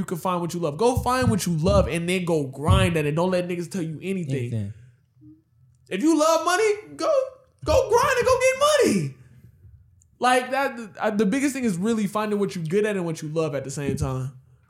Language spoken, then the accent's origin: English; Houston, Texas, United States; We're from Houston.